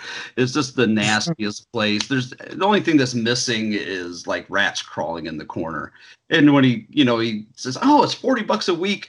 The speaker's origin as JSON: {"language": "English", "region": "Indiana", "country": "United States", "tie": "born or raised there", "said": "growing up in Indiana in the 80s and 90s"}